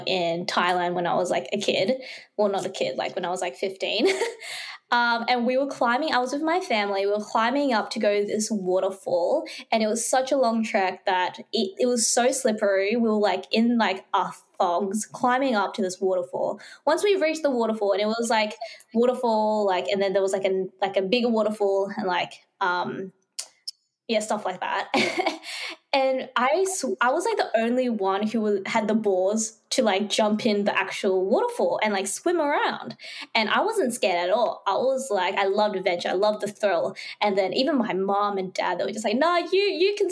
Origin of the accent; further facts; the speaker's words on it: Fiji; moved away; my hometown, Fiji.